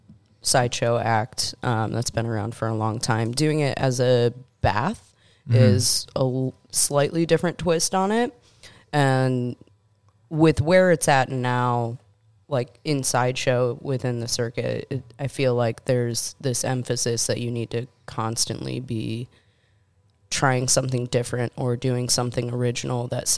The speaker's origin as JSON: {"language": "English", "town": "Buffalo", "region": "New York", "country": "United States", "tie": "born or raised there"}